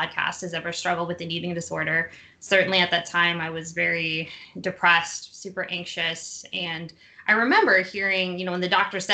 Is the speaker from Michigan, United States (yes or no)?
no; Plano, Texas, United States; I was born and raised right outside of Dallas, Texas in Plano